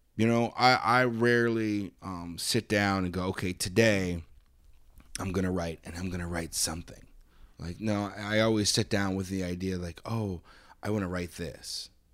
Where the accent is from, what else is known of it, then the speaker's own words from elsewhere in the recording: Arizona, United States; I grew up in Arizona.